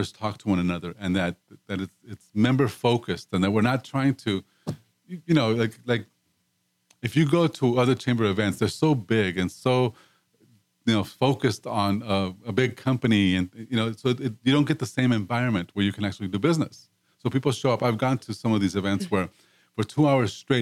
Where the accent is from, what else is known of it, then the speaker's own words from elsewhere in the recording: Mexico; moved away as an adult; now in Houston, United States; I came from Mexico, and part of the reason why I wanted to live in the States